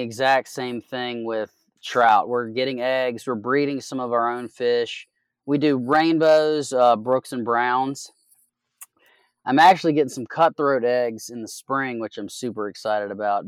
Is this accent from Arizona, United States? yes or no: no; Southwest Virginia, United States; moved away as an adult; also born or lived in California / Oregon; I'm from Southwest Virginia